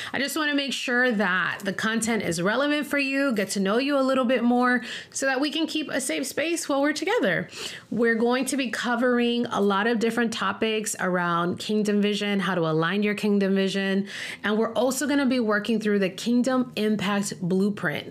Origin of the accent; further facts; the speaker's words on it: Miami, Florida, United States; moved away as an adult; also born or lived in Denver, Colorado; I ended up leaving my hometown of Miami, Florida, and moving to Denver, Colorado